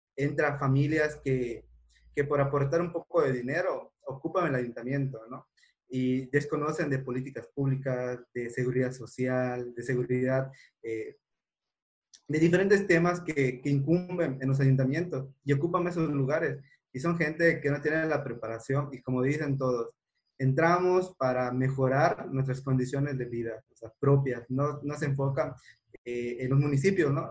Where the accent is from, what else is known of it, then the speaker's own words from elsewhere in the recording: a town near Mérida, Yucatán, Mexico; mi persona que nace en un pueblo y no vengo de una familia adinerada